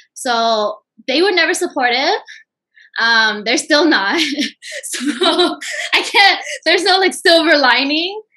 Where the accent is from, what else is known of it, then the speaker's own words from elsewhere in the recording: Bay Area, California, United States; moved away as an adult; now in Southern California, United States; I am from the Bay Area originally, and I have lived in Southern California now for about like seven years